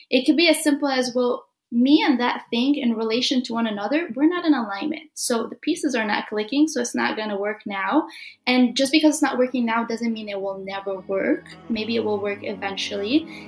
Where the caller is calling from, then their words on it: Illinois, United States; So I am streaming from Illinois. It's where Chicago is, if you don't know what Illinois is.